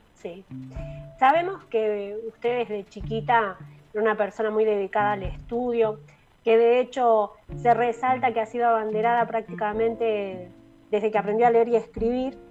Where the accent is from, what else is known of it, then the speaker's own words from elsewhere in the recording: La Rioja, Argentina; como riojanos estamos todos más que orgullosos